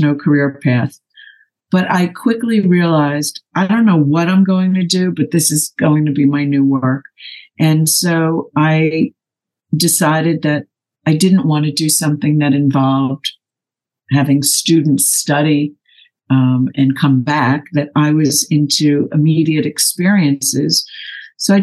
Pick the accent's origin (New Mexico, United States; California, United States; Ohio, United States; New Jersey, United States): New Jersey, United States; also born or lived in New York City; now in Los Angeles, United States; I grew up in New Jersey and spent a lot of time in the city